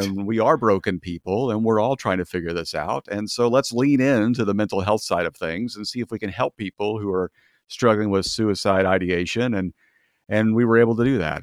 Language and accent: English; Kansas, United States; moved away as an adult; also born or lived in Kentucky; now in California, United States; I'm from Kansas and grew up there and, uh, worked in Kentucky for a few years